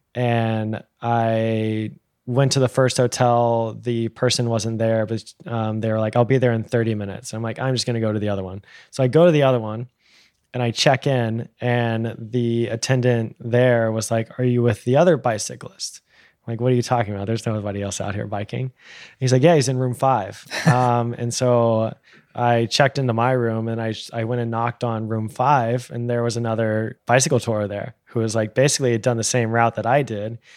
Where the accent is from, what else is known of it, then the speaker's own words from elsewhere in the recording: Texas, United States; the way that I was raised in Texas